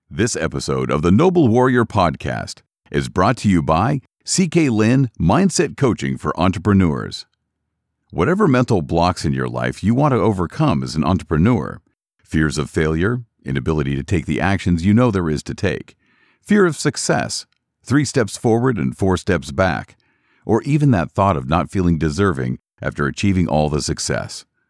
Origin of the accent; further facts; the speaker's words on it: Glasgow, Scotland, United Kingdom; I grew up in Glasgow, Scotland